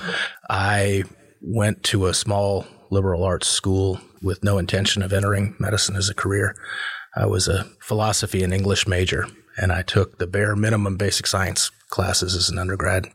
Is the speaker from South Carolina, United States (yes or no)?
no; Chapel Hill, North Carolina, United States; also born or lived in Southern California / Seattle; I grew up in Chapel Hill